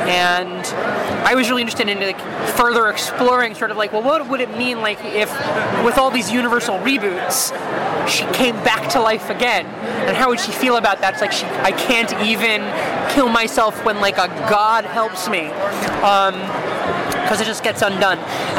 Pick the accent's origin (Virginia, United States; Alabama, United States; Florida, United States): Virginia, United States; now in New York, United States; I mean, I'm from Virginia